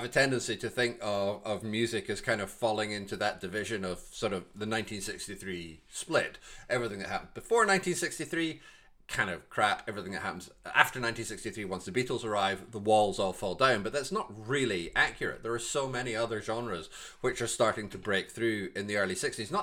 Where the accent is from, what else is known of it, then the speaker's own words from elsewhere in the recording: Glasgow, Scotland, United Kingdom; I'm from Glasgow